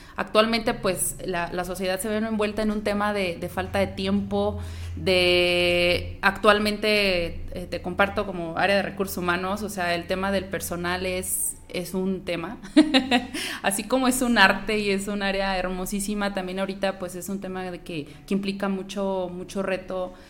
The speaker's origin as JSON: {"language": "Spanish", "region": "Guanajuato", "country": "Mexico", "moved": "yes", "lives_now": "La Piedad, Mexico", "said": "yo soy guanajuatense"}